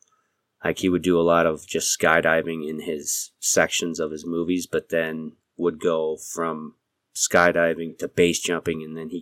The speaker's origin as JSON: {"language": "English", "region": "New York", "country": "United States", "tie": "born or raised there", "also_born_or_lived": "Eastern New Mexico", "moved": "as an adult", "said": "Growing up in New York"}